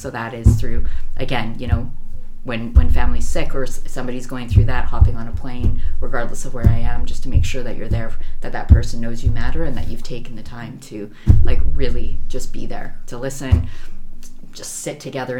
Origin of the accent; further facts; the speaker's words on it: Vancouver, British Columbia, Canada; moved away as an adult; now in Tokyo, Japan; I'm from Vancouver, Canada. I've been bouncing all over the world for the last 13 years, and I've been lucky and blessed to call Tokyo home for the last 5.